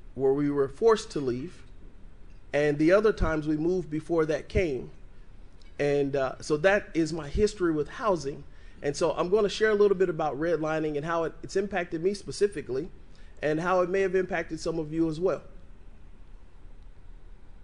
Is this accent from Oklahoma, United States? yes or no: no; Evansville, Indiana, United States; I'm an Evansville native. I was born and raised here in Evansville.